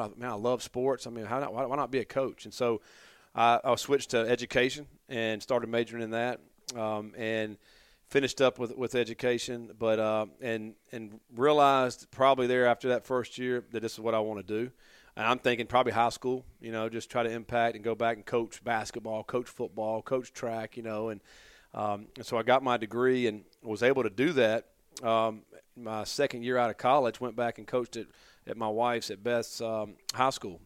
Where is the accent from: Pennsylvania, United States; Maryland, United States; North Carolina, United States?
North Carolina, United States; Durham; also born or lived in Hillsborough, North Carolina; I grew up in Durham, uh, probably five minutes from Duke University. And, um, and then when I was in the seventh grade, my parents moved out